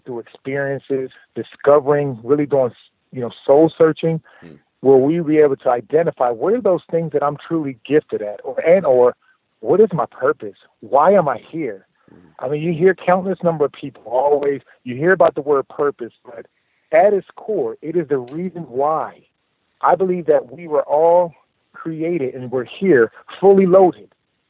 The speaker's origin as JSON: {"language": "English", "town": "Camden", "region": "New Jersey", "country": "United States", "tie": "born or raised there", "said": "growing up in Camden, New Jersey. I grew up one of five kids. My mom, you know, we lived in very humble beginnings."}